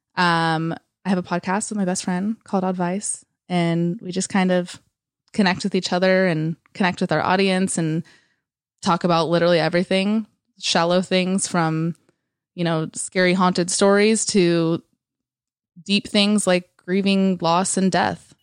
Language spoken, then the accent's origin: English; East Bay area, California, United States; moved away as an adult; also born or lived in San Francisco; now in Los Angeles, United States; I was born and raised in the East Bay area, and I moved out of there when I was eighteen into actual San Francisco